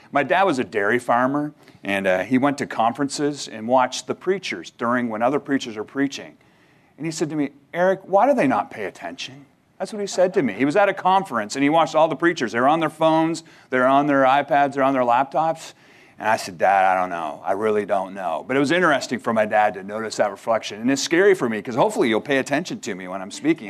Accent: Canada; moved away; as a Canadian, where I'm originally from

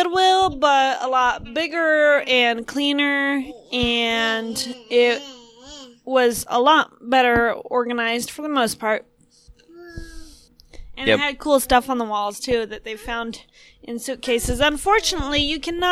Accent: Puerto Rico; now in United States; growing up in Puerto Rico, you know, your blood thins out and you get used to pretty hot temperatures

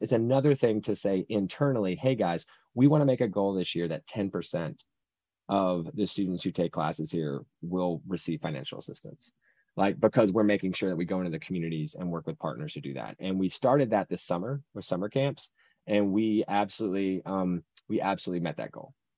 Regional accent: Salisbury, North Carolina, United States; Salisbury, North Carolina is my hometown

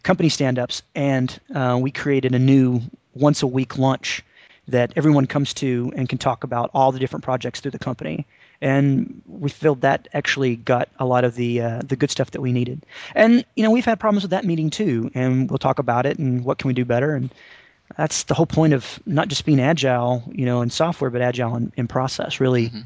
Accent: Tennessee, United States; now in North Carolina, United States; I live in North Carolina. I grew up in Tennessee

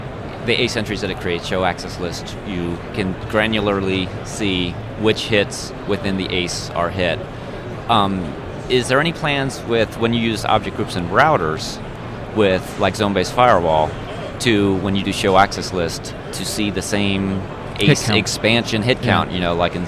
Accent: Cincinnati, Ohio, United States; I'm from Cincinnati.

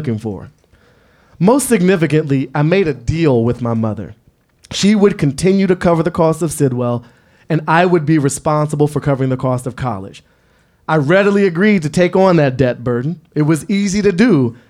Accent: Washington, District of Columbia, United States; Growing up in Washington, D.C. in the 80s under a crackhead mayor

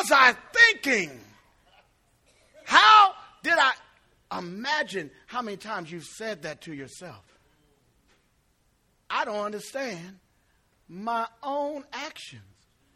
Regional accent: East Chicago, Indiana, United States; I grew up in East Chicago

